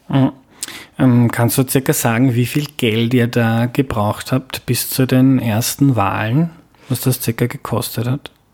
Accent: Lower Austria, Austria; ich komme aus Niederösterreich

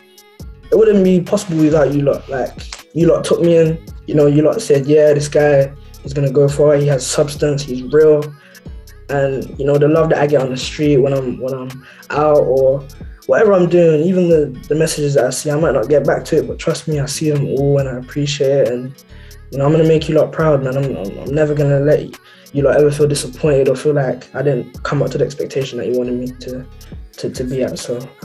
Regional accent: Birmingham, West Midlands, United Kingdom; also born or lived in Netherlands; I was born in Holland. Okay. I left when I was like one, so that like, I was raised here. Like, this is what Birmingham is all I know.

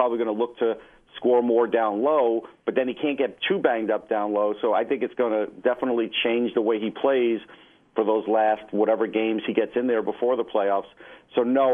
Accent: Long Island, New York, United States; I'm from Long Island

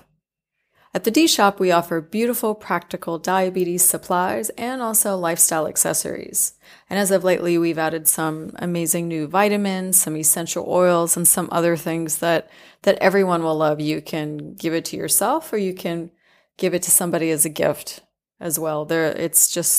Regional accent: United States; moved away as an adult; also born or lived in Turkey; I'm American

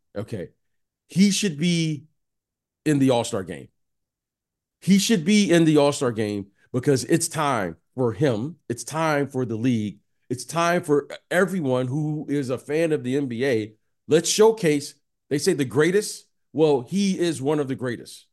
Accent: Detroit, Michigan, United States; moved away; also born or lived in Iowa / San Francisco / Chicago; I grew up in Detroit

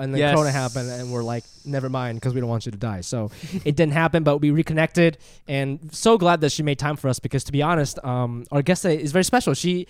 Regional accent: Japan; born there; I was born in Japan.

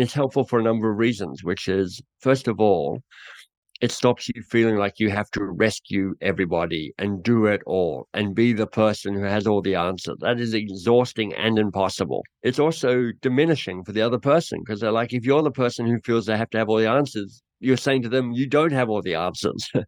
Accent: Australia; moved away as an adult; also born or lived in England; now in Canada; I'm Australian who now lives in Canada

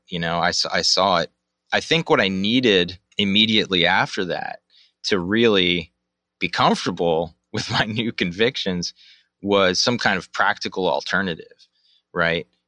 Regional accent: Baltimore, Maryland, United States; moved away as an adult; also born or lived in Munich, Germany; I grew up in Baltimore or uh, in the in the Baltimore area.

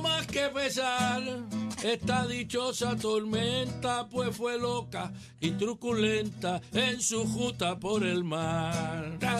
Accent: Vega Alta, Puerto Rico; yo soy de Bajura, en, Se llama Bajura, pero no está tan abajo.

